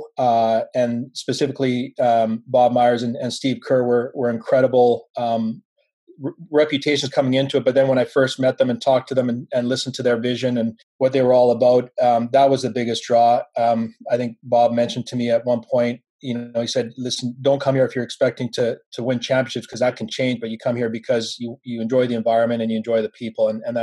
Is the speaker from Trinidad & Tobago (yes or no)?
no; Vancouver, British Columbia, Canada; growing up in Vancouver and being immersed in that sort of high performance environment